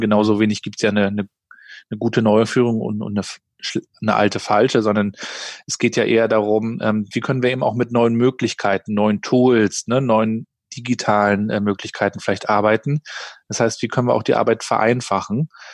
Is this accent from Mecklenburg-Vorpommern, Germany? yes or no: yes; Rostock, Mecklenburg-Vorpommern, Germany; Ich bin ja in Rostock aufgewachsen, in der damaligen DDR noch, in den 80er Jahren